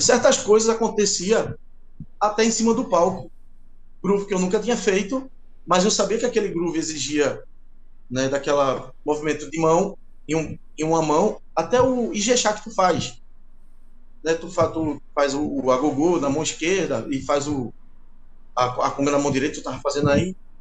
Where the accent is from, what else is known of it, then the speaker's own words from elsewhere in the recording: Recife, Pernambuco, Brazil; sou aqui de Recife